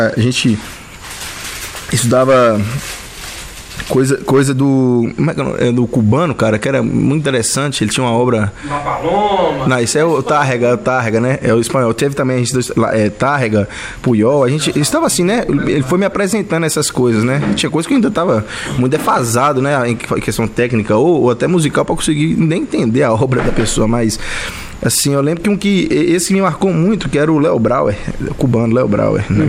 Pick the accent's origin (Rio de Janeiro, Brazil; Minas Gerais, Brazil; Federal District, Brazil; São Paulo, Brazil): Minas Gerais, Brazil; near Teófilo Otoni; onde eu, eu nasci, eu sou mineiro, né, apesar de ser de uma região mais afastada do centrão ali, que é o Belo Horizonte, né? Um pouco afastado do Teofilo Otônio